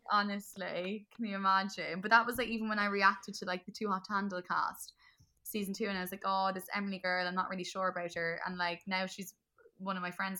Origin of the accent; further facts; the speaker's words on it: Cork, Munster, Ireland; Another Corker, like, my accent just comes back